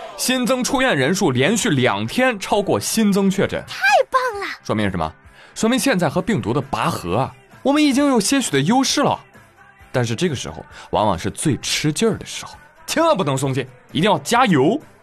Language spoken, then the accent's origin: Chinese; China; 我们中国人